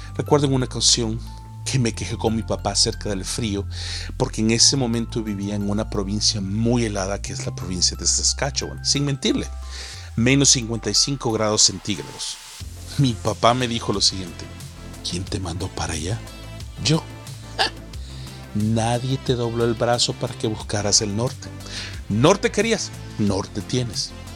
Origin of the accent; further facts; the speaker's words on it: El Salvador; moved away as an adult; also born or lived in United States; now in Canada; cuando fui a El Salvador, mi tierra natal